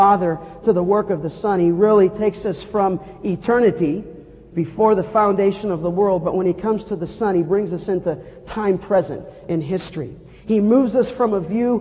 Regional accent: Los Angeles, California, United States; as a young boy growing up in Canoga Park in the San Fernando Valley

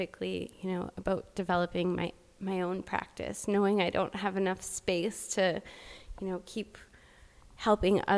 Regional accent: Alberta, Canada; moved away as an adult; now in Vancouver, Canada; I grew up in Alberta, so I ended up going to Red Deer College

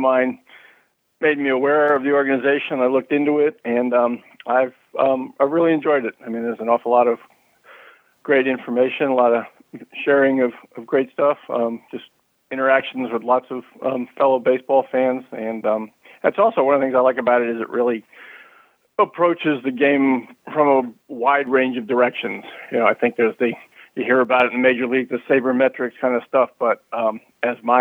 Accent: Bergen County, northern New Jersey, United States; I grew up in northern New Jersey

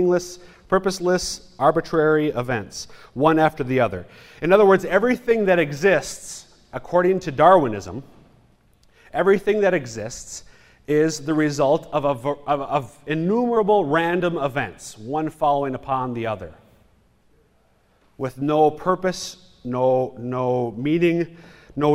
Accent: Minnesota, United States; I'm from Minnesota

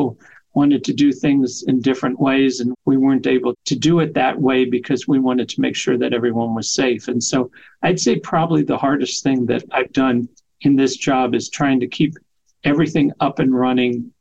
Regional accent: Kentucky, United States; moved away; I grew up in Kentucky

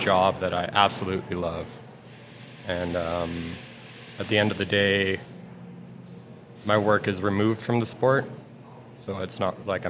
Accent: Lake Louise, Alberta, Canada; also born or lived in Calgary / Golden; I grew up in Lake Louise as a kid

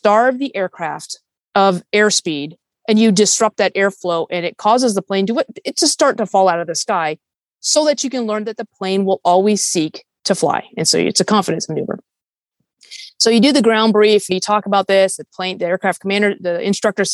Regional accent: Fairfax, Virginia, United States; moved away; I grew up in Northern Virginia

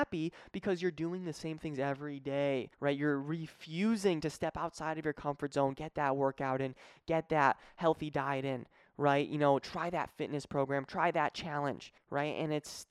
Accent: Connecticut, United States; moved away as an adult; also born or lived in Springfield, Massachusetts; now in Florida, United States; I'm from Connecticut, but I was living in Springfield at the time

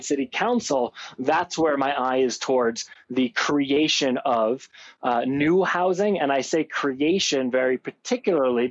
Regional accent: Chicago, Illinois, United States; now in Aspen, United States; I grew up in Chicago, but I grew up as one of those tourists

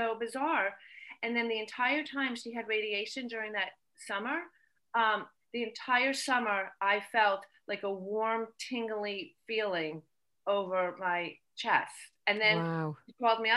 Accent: Short Hills, New Jersey, United States; I'm from Short Hills, New Jersey

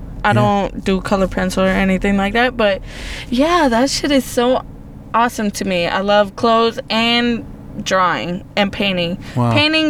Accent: California, United States; now in Atlanta, United States; Because I'm from California

